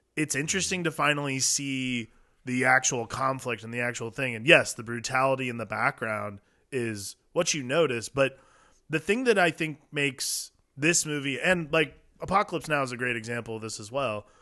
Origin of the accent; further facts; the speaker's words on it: Midwest, United States; we grew up in the Midwest